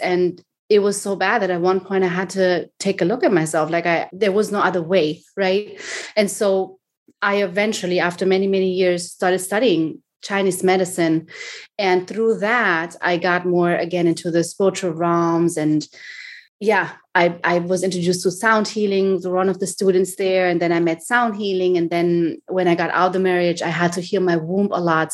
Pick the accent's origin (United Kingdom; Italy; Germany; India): Germany; moved away as an adult; now in Miami, United States; I was born and raised in Germany